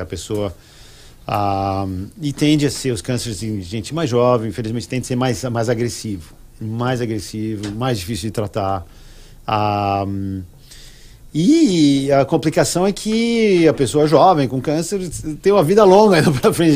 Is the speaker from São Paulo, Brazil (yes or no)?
yes; São Paulo, Brazil; cresci em São Paulo, e, e, e na capital